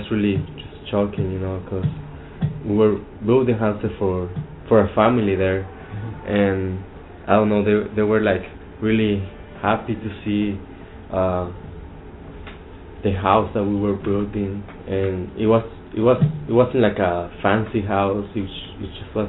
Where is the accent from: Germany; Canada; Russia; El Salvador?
El Salvador; I'm from El Salvador